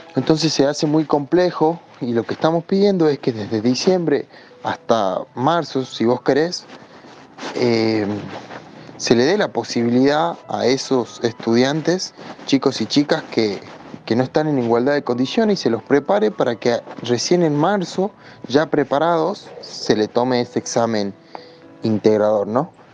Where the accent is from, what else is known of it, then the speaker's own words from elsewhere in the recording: El Carmen, Jujuy, Argentina; soy de Jujuy, eh, de una localidad del interior que se llama El Carmen